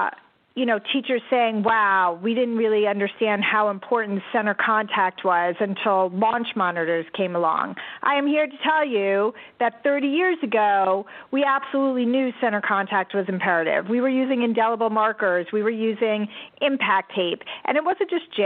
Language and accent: English; Connecticut, United States; I grew up in Connecticut